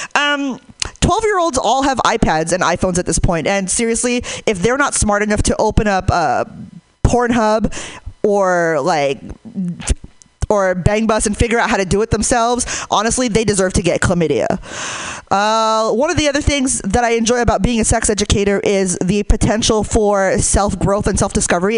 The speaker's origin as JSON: {"language": "English", "town": "Hayward", "region": "California", "country": "United States", "said": "I'm from Hayward"}